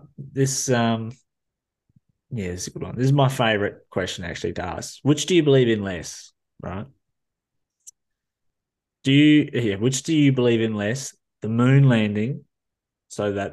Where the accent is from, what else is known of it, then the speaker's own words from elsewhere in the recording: New Zealand; now in Australia; I'm from New Zealand, but still I live here